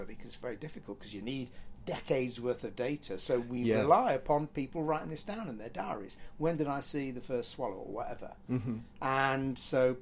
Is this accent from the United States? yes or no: no; Cheadle Hulme, North West England, United Kingdom; I grew up in Cheadle Hume, which is near Stockport